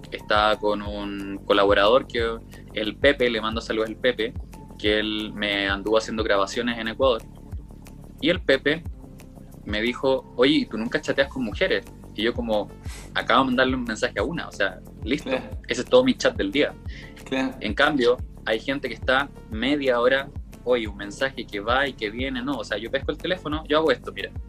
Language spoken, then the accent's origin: Spanish; Chile; accent: Chilean; hablaba así como que no pronunciaba, no modulaba nada, hablaba muy como chileno, no se me entendía en nada